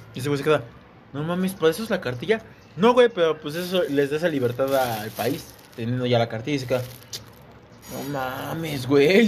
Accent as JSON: {"language": "Spanish", "town": "Ecatepec", "region": "State of Mexico", "country": "Mexico", "said": "somos de Catepec"}